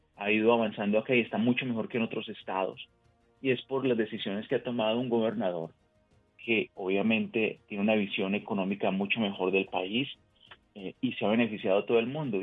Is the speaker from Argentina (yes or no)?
no; Colombia; now in United States; nací en otro país, nací en Colombia en este caso, y sigo pendiente de lo que pasa en mi país de origen